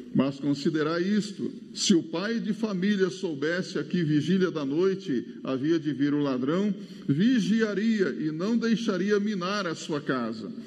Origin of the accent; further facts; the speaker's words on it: Mato Grosso do Sul, Brazil; moved away; eu sou lá do Mato Grosso do Sul